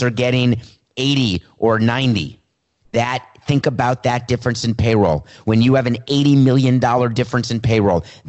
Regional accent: New York, United States; I grew up in New York

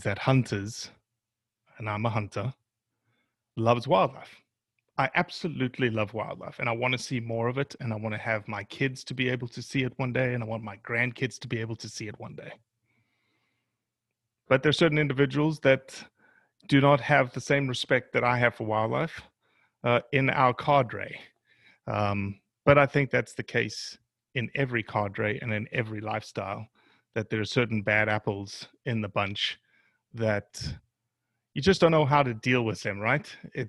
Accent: Rio de Janeiro, Brazil; born there; You know that I was born in Rio too?

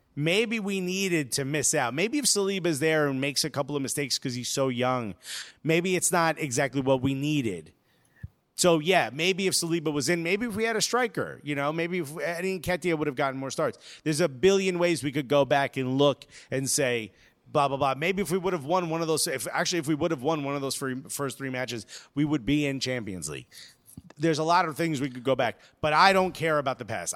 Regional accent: United States; us as American fans

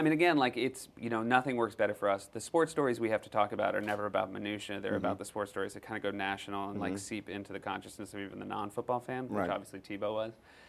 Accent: New England, United States; I grew up in New England, so I am a Red Sox fan. Mm-hmm. So before I moved to New England, I was already dyed-in-the-wool Steelers.

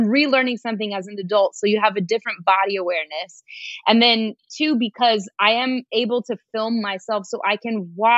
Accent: Denver, Colorado, United States; I'm from Denver, Colorado

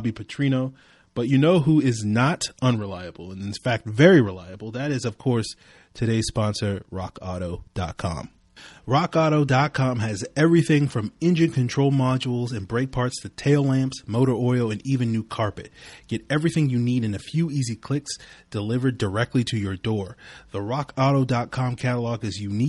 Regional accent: Virginia, United States; my home state of Virginia

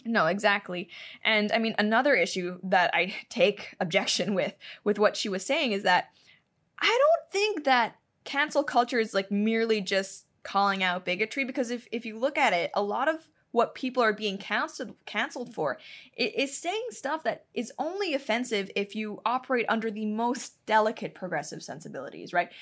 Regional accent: Hong Kong; moved away; I'm Chinese. I grew up in Hong Kong

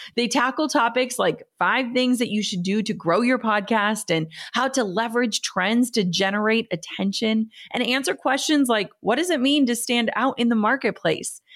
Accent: Minnesota, United States; I'm from Minnesota, live in Minnesota still

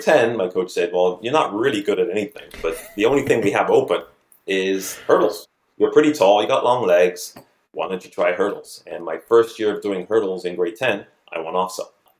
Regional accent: North York, Ontario, Canada; I was brought up Catholic in North York

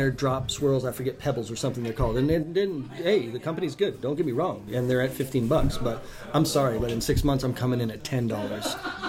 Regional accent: New England, United States; now in Washington, United States; I'm from New England, so maple is a huge thing for me.

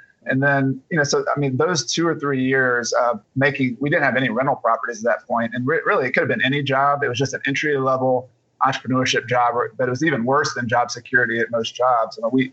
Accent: Atlanta, Georgia, United States; now in South Carolina, United States; I was originally from Atlanta to Georgia, and I moved to South Carolina.

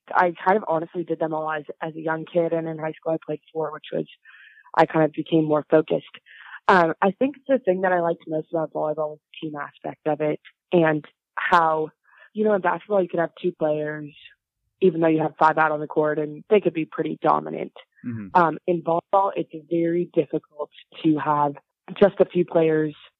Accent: Pasadena, California, United States; I grew up in Pasadena, California, which is about 50 miles outside of Los Angeles

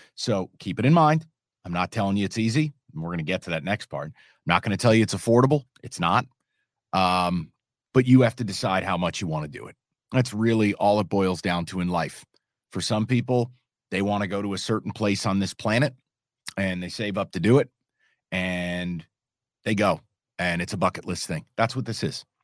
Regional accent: New York, United States; now in Detroit, United States; I'm a New Yorker

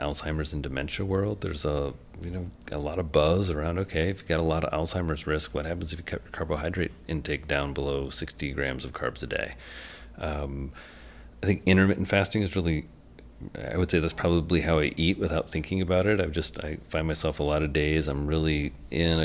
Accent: Indiana, United States; I'm from Indiana

